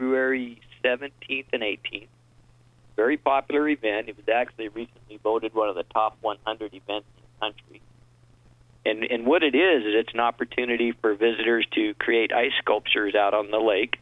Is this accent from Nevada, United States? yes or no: yes; Reno, Nevada, United States; I was born in Reno